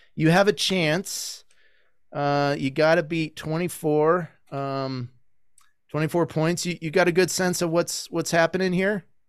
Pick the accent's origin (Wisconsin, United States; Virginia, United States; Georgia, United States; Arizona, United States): Arizona, United States; moved away; also born or lived in Michigan; I grew up playing soccer in Arizona and Michigan